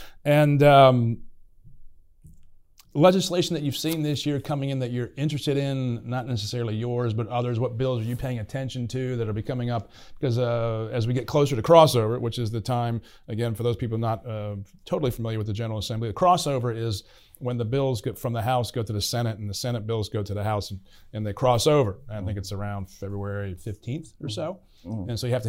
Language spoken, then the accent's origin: English; Staunton, Virginia, United States; I'm from Stanton.